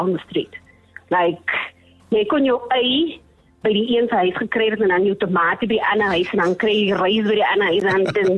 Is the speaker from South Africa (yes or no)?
yes; Johannesburg, Gauteng, South Africa; So I grew up in Elders in the 1990s. I was born in 1993.